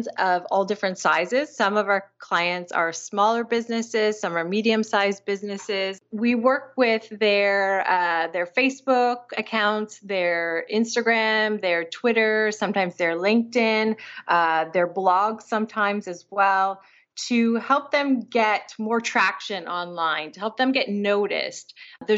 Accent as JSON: {"language": "English", "town": "Grand Bend", "region": "Ontario", "country": "Canada", "tie": "born or raised there", "moved": "as an adult", "lives_now": "Toronto, Canada", "said": "I grew up in a small town in southwestern Ontario called Grand Bend."}